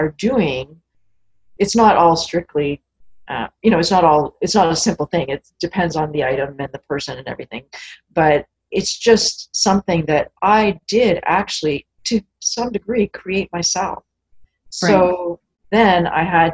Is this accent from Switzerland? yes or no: no; Canada; I'm Canadian after all